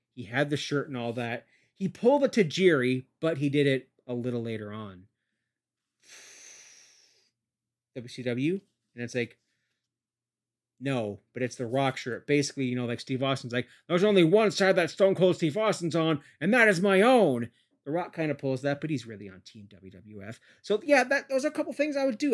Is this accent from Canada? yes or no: yes; Canada; I'm a Canadian